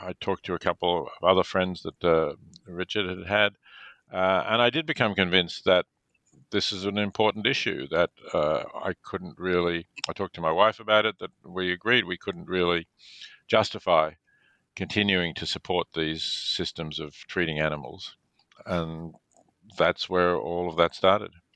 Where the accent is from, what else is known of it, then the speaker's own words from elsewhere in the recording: Melbourne, Victoria, Australia; I was born in Melbourne, Australia.